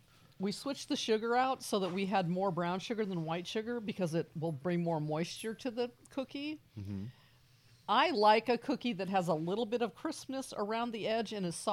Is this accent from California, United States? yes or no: yes; California, United States; moved away as an adult; now in Texas, United States; when I came to Texas, I'm a Californian